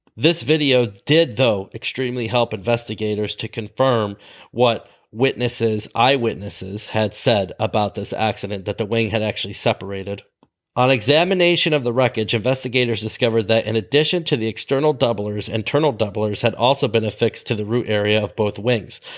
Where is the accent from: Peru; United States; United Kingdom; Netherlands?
United States; Ludington, Michigan; My hometown airport, not the one I worked at, but my hometown airport in Ludington, Michigan